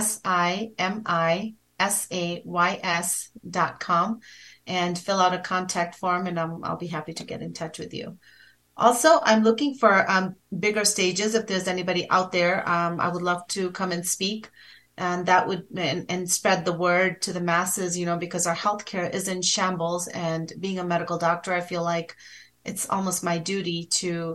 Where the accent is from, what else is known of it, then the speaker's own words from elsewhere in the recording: India; I'm from India.